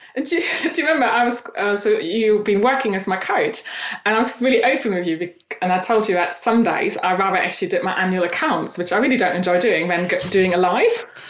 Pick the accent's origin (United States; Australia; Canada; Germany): Germany; eastern Germany; moved away as an adult; now in England; I grew up in Eastern Germany